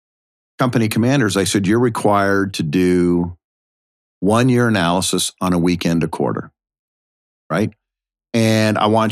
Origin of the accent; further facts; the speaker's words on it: Washington, United States; moved away as an adult; also born or lived in South Africa; now in Tampa, United States; I came from Washington State. I mean, I'd never been east of the Mississippi my entire life.